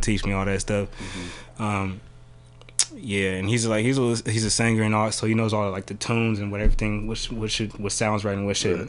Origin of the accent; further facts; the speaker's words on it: Bay Area, California, United States; also born or lived in San Jose / Vallejo / Pacifica; i'm from the bay area of course uh, i grew up uh, richmond san francisco